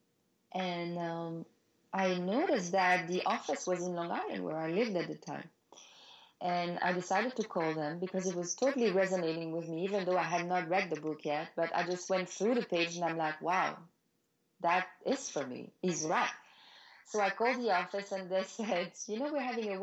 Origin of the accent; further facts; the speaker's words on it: Belgium; moved away as an adult; also born or lived in Paris, France / New York, United States; now in United States; I'm from Belgium originally, and I was modeling there already